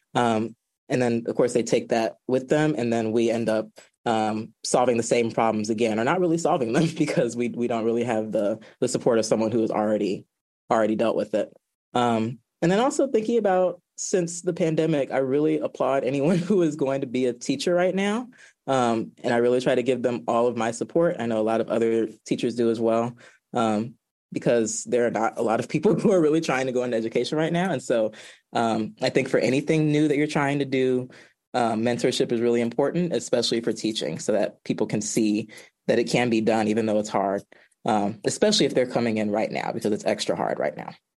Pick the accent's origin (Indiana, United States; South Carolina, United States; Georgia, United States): Georgia, United States; now in Washington, D.C., United States; I am originally from Georgia